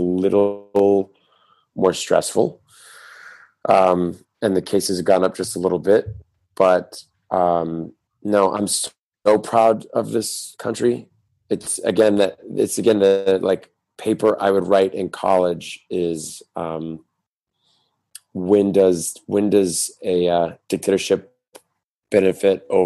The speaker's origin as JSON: {"language": "English", "country": "United States", "moved": "yes", "said": "as an American"}